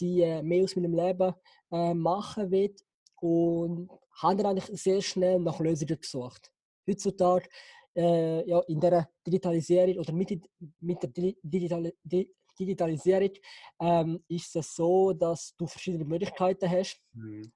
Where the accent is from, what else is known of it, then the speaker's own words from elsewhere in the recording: Switzerland; bin in der Schweiz geboren